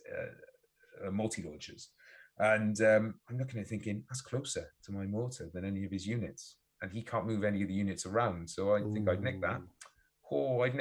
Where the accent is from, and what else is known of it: Wales, United Kingdom